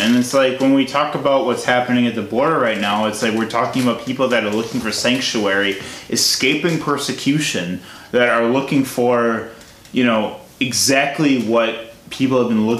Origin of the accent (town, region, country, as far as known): United States